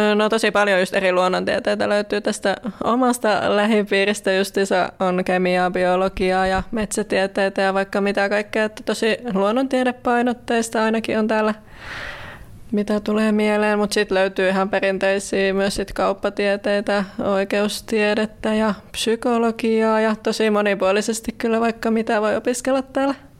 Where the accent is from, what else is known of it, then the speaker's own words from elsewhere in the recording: Kuopio, North Savo, Finland; moved away as an adult; now in Joensuu, Finland; mä oon tosiaan Kuopiosta kotoisin